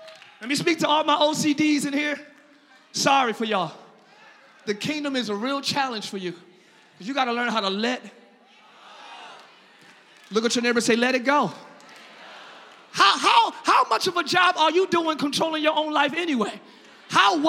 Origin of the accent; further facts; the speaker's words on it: New Jersey, United States; now in Orlando, United States; I'm not from Florida. I'm from Jersey.